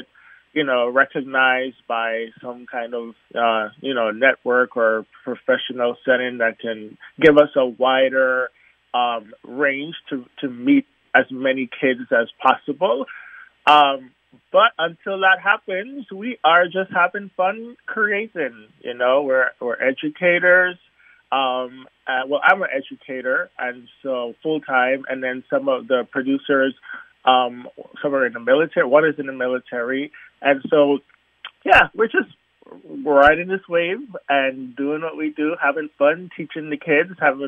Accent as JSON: {"language": "English", "country": "U.S. Virgin Islands", "tie": "born or raised there", "said": "growing up in the Virgin Islands"}